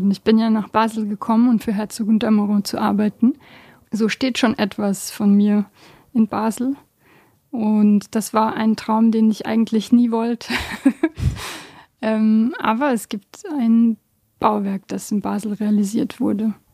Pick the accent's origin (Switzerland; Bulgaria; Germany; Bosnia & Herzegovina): Bosnia & Herzegovina; ursprünglich komme ich aus Bosnien.